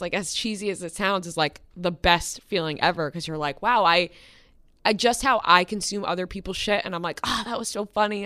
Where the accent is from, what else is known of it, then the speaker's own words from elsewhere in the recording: Long Island, New York, United States; I'm from Long Island, and my dad drove me into the city at least three, four times a week